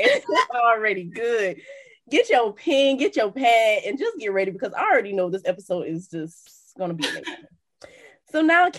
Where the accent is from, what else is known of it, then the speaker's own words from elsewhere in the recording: Miami, Florida, United States; So like you said, I'm from Miami. Miami is flashy.